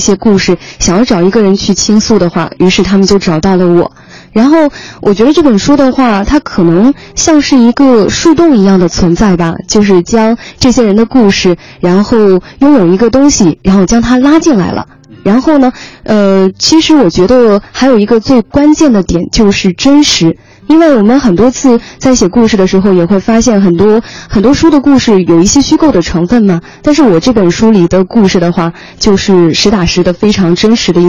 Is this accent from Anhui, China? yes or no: yes; Hefei, Anhui, China; 肥，对我的老家，